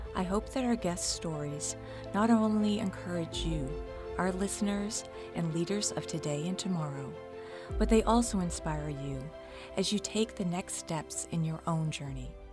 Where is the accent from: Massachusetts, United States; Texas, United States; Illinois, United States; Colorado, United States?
Massachusetts, United States; Lynn; I grew up in Lynn